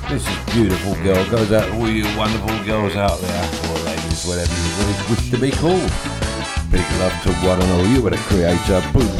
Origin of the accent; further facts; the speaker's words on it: London, United Kingdom; being a Londoner, I can understand that. Live through the riots